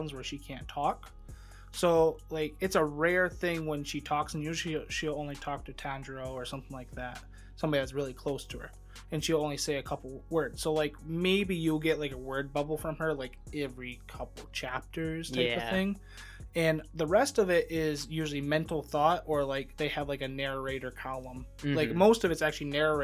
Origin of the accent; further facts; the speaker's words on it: United States; I'm American.